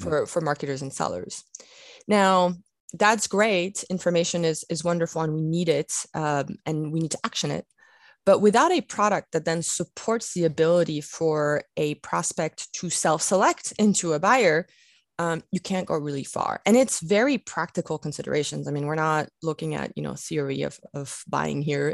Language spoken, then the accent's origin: English; France; moved away; I grew up in France